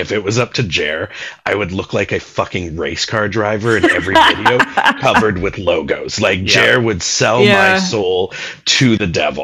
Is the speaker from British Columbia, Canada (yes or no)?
yes; North Vancouver, British Columbia, Canada; also born or lived in Pickering, Ontario / Toronto; I grew up in Lynn Valley in North Van.